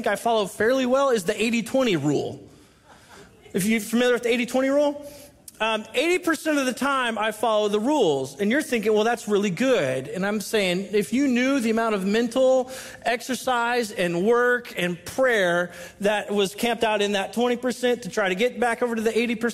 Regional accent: Southern California, United States; now in Washington, United States; I'm from Southern California

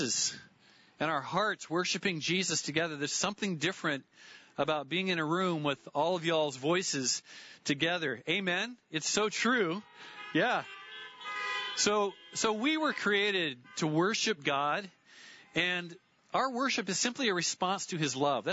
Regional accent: Lynden, Washington, United States; I grew up in Linden

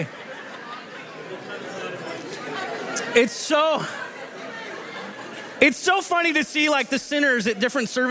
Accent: Southern California, United States; now in Washington, United States; I grew up in Southern California and we're known for our wonderful driving skills

